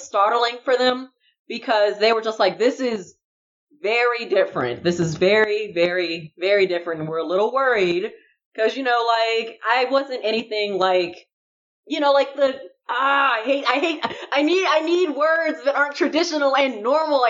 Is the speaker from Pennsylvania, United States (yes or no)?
no; Chicago, Illinois, United States; I was in the suburbs of Chicago for a long time